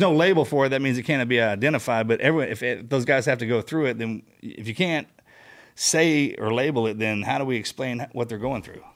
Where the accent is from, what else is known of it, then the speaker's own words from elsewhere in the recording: Texas, United States; we're from Texas